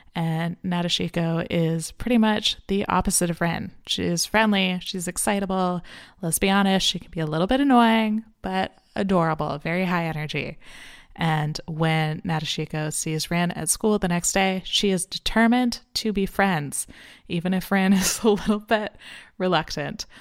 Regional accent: Canada; I'm Canadian

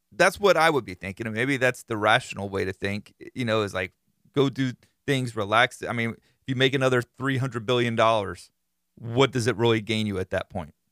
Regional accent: Florida, United States; I am from Florida

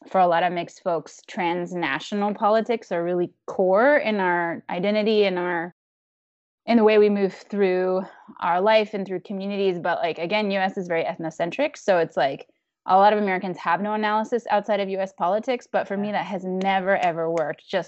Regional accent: Taiwan; So complicated to be like, oh, I have to leave my home country and come to like you know basically a colonizer's space to like even know my real history because i can't learn it at home

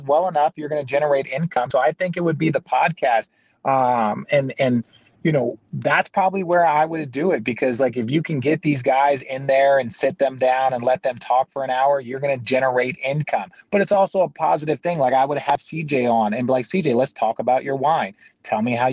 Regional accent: Arizona, United States; So I grew up in Arizona. I'm an Arizona local kid

